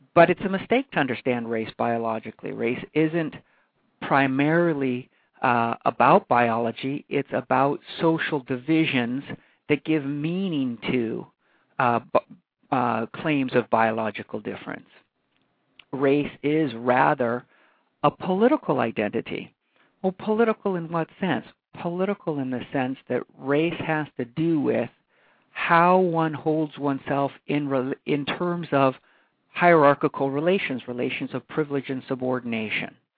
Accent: Hawaii, United States; moved away; born and raised in Hawaii

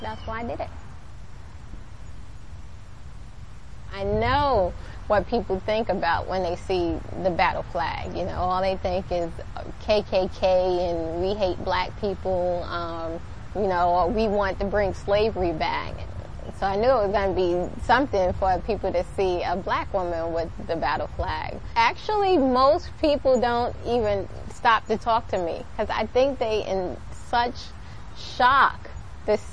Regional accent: New York, United States; moved away as an adult; now in Richmond, United States; I grew up in New York

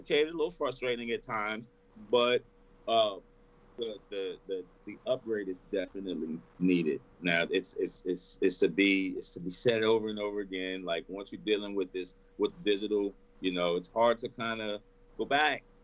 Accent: Texas, United States; I'm born and raised in Texas. Born and raised.

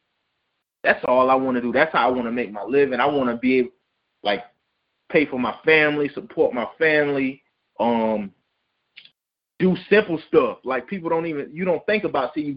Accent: Hemingway, South Carolina, United States; also born or lived in Clemson, South Carolina; I'm from Hemingway, you know that. I'm from Donley, man, originally

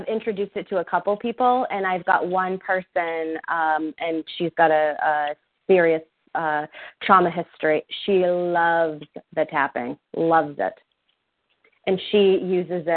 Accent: New Hampshire, United States; now in Massachusetts, United States; I'm from New Hampshire.

